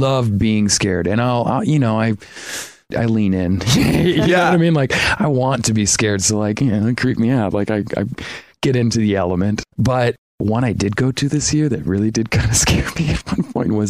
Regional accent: Sarasota, Florida, United States; moved away; a friend that I grew up with in Sarasota

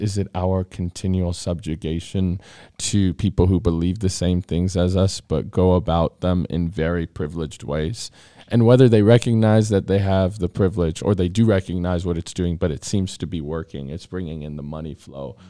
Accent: Johnson County, Kansas, United States; I was born in Johnson County.

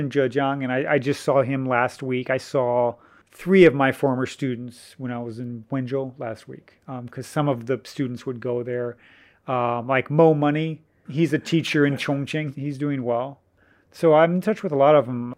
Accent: United States; moved away as an adult; now in Chengdu, China; being an American

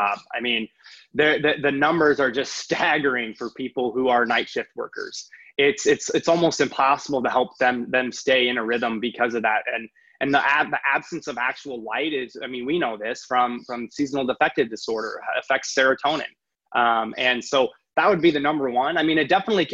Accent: Midwest, United States; moved away; I'm originally from the Midwest

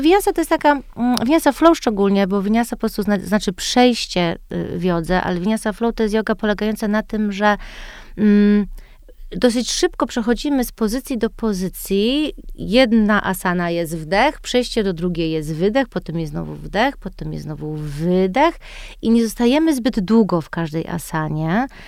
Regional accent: United States; moved away as an adult; now in Poland; wychowałam się w Stanach i wróciłam do Polski, jak miałam 22 lata po studiach.

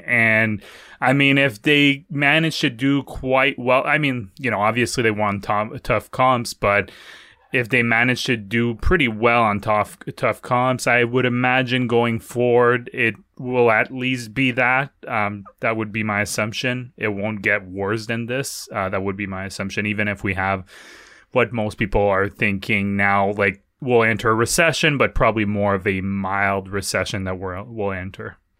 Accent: Quebec City, Quebec, Canada; now in Ottawa, Canada; Hey, go, go my home province. I live in Ottawa now, but, uh, I was born in Quebec City, so it doesn't get more Quebec than

